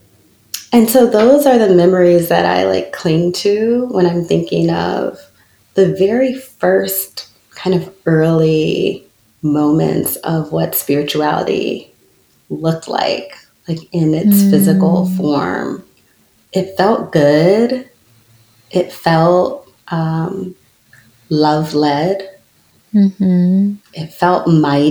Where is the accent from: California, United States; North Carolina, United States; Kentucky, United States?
North Carolina, United States; Charlotte; It was a small black church in Charlotte, North Carolina, where I grew up